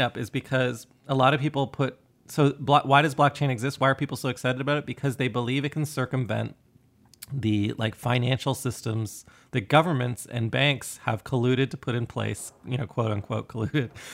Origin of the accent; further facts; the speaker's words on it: Canada; myself being Canadian